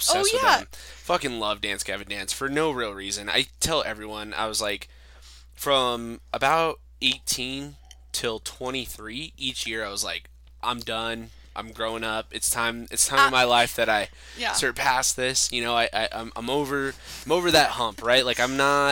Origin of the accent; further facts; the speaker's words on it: Farmington, New Mexico, United States; moved away; we grew up in Farmington